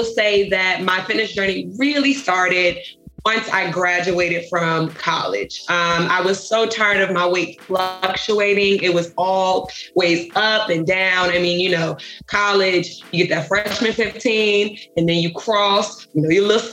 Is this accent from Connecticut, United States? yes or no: no; Richmond, Virginia, United States; also born or lived in Chesterfield, Virginia; I'm originally from Richmond, Virginia